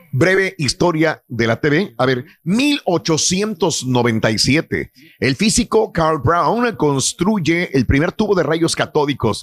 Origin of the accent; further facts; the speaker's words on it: Mexico; nosotros que somos mexicanos